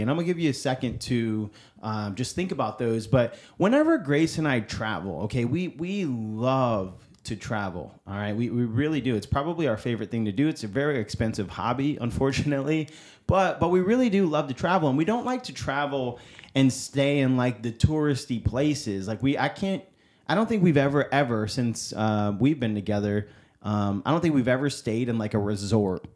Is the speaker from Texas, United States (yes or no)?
no; upstate New York, United States; moved away; I am originally from New York. I'm from upstate New York. I'm not from New York City